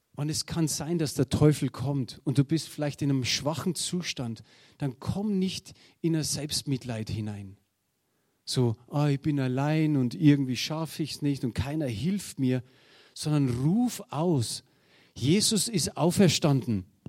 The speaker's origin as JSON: {"language": "German", "country": "Germany", "said": "wir sind halt Deutsche"}